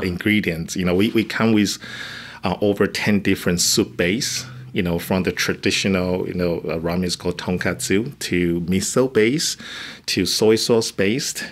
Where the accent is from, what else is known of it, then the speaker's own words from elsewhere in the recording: Taiwan; English is a second language; moved away as an adult; now in Carlsbad, United States; I'm actually coming from Taiwan. I come to the United States just or, my or, original goal just to fulfill my master degree